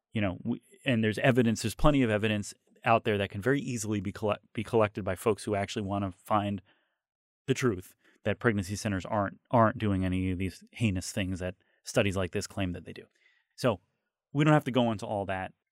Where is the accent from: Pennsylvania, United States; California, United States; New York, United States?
New York, United States; As a New Yorker